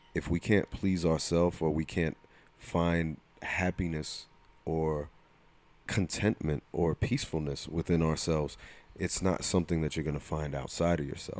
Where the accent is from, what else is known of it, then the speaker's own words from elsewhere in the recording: New Jersey, United States; accent: Jersey; my Jersey accent